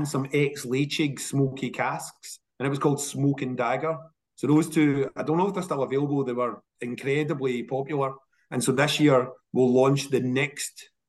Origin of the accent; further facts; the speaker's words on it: Coatbridge, Scotland, United Kingdom; I'm from Coke Bridge